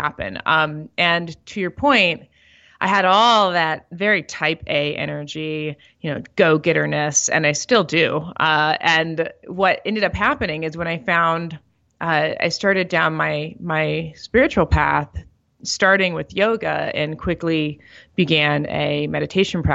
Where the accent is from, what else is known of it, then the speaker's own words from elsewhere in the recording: St. Louis, Missouri, United States; also born or lived in Miami, Florida / New York; now in Denver, United States; I grew up in St. Louis, Missouri